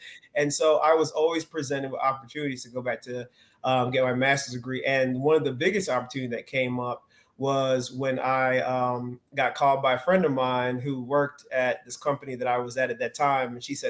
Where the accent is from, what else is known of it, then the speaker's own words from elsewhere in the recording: Stone Mountain, Georgia, United States; Stone Mountain was fun. Like, I had some really good experiences. Stone Mountain is very hilly, right? So we did a lot of bike riding.